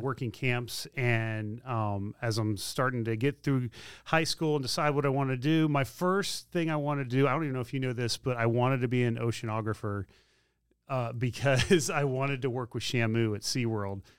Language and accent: English; Spring Hill, Tennessee, United States; I grew up in Spring Hill, Tennessee